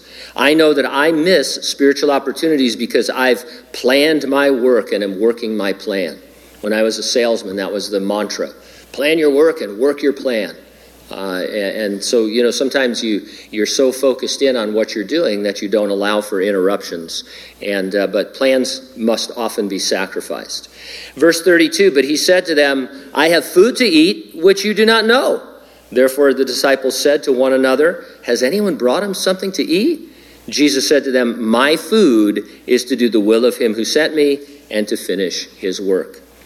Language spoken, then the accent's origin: English; San Bernardino, California, United States; My hometown of San Bernardino is like that, sadly.